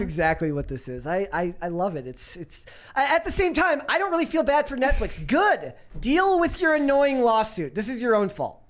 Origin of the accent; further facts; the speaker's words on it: Minnesota, United States; growing up in Minnesota